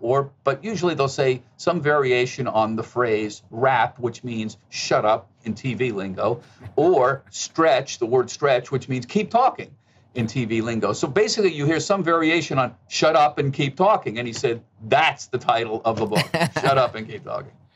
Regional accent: outside of Philadelphia, Pennsylvania, United States; also born or lived in Bronx, New York; I was born in New York. I, I grew up outside of Philadelphia

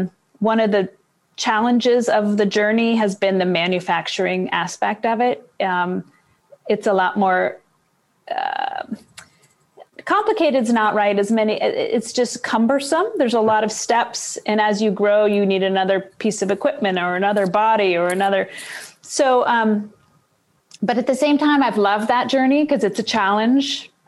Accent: Boston, Massachusetts, United States; also born or lived in Seattle; now in Baltimore, United States; I'm from Seattle. Well, originally from Boston. I've kind of zigzagged around the country, but I spent 29 years in Seattle.

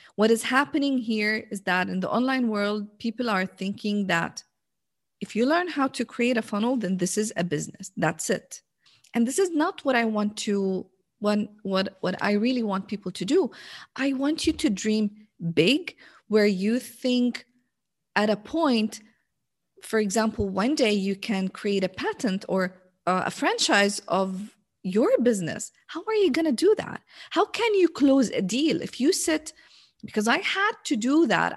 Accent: Jordan; English is a second language; now in Riyadh, Saudi Arabia; So I'm originally from Jordan

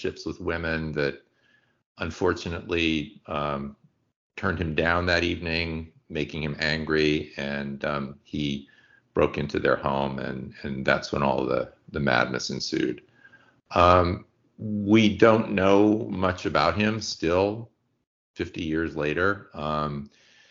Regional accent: San Francisco, California, United States; We grew up in San Francisco, lived in the Richmond District

